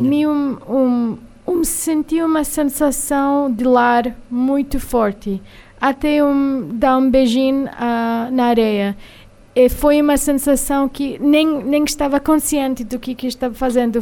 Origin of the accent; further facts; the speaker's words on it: New York, United States; Portuguese is a second language; also born or lived in Salvador, Bahia, Brazil; eu sou de origem indiana, eu sou nascida em Nova York, eu sou americana